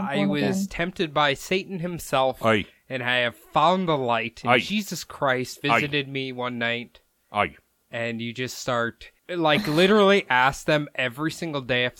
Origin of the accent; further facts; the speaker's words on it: Minnesota, United States; accent: Minnesota; my Minnesota accent